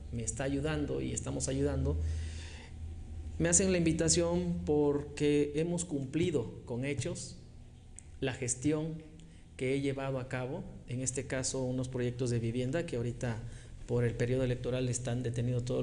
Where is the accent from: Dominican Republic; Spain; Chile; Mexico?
Mexico; Chilpancingo, Guerrero; born there; also born or lived in Acapulco; Soy nacido aquí en Chilpancingo.